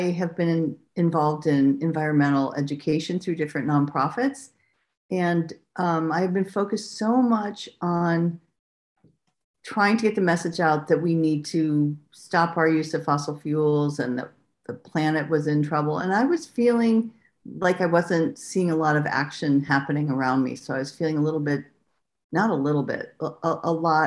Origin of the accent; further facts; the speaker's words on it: California, United States; I'm from California.